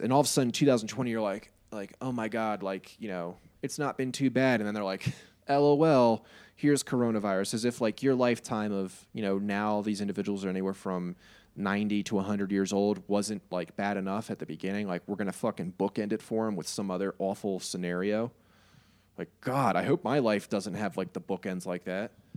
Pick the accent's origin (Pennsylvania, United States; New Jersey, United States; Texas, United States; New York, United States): New York, United States; New York City; I am a New York State, New York City resident, so if you can't pick it up from my accent or my love of pizza